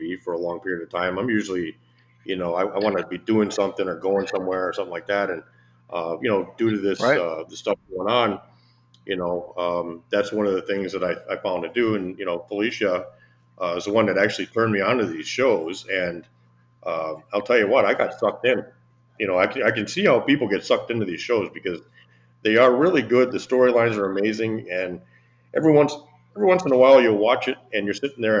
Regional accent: United States; as an American

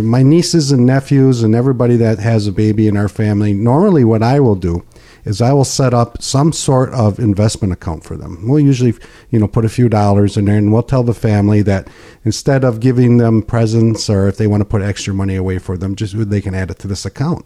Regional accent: Pinconning, Michigan, United States; I'm born and raised in Pink County

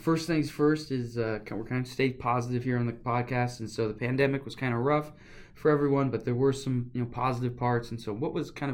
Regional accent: York, Nebraska, United States; I grew up here in York

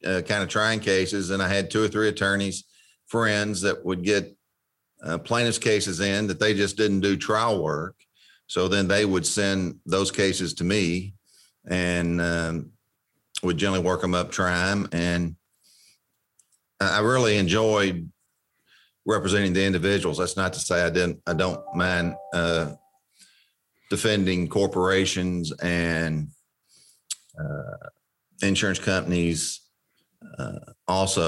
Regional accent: Elizabethtown, Kentucky, United States; moved away as an adult; now in Bowling Green, United States; Elizabethtown, which is my hometown

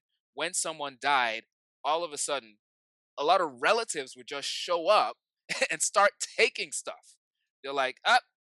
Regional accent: Nigeria; I grew up in Nigeria

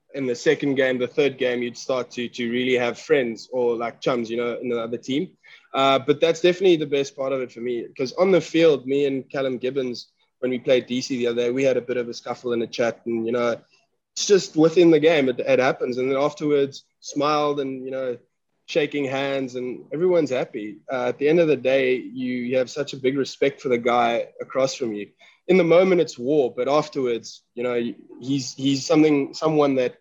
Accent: Caledon, Western Cape, South Africa; moved away as an adult; also born or lived in Somerset West / Paarl / Stellenbosch; now in Atlanta, United States; I was born in Somerset West. So I grew up in a little town called Caledon.

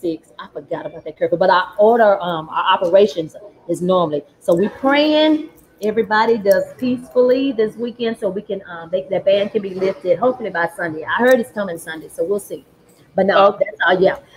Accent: Dallas, Texas, United States; I'm from Oak Cliff, Texas

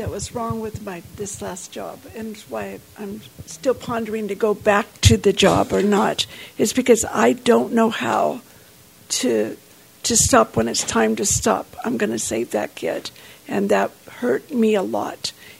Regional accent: the South, United States; And I'm from the South, and so there's a lot of meat, right?

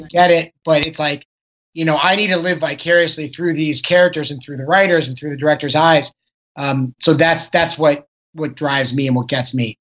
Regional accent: Chicago, Illinois, United States; moved away; also born or lived in Los Angeles; I'm, I'm from Chicago originally

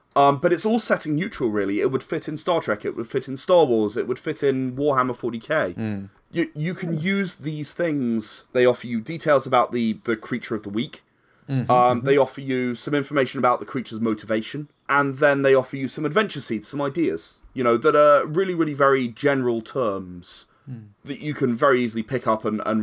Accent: United Kingdom; we are still British

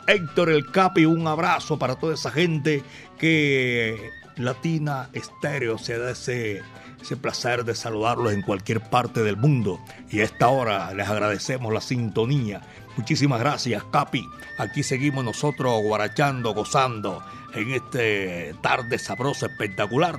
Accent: Medellín, Antioquia, Colombia; Yo soy de Medellín, barrio Santa Cruz.

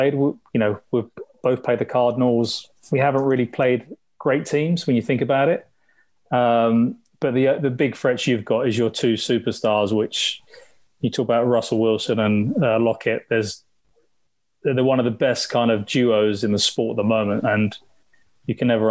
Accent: London, United Kingdom; I grew up in the East End, so I'm a huge West Ham fan

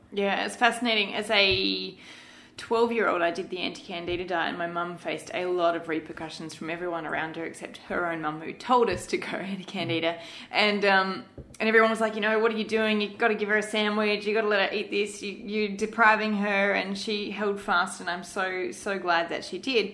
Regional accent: Malaysia; I grew up in Malaysia

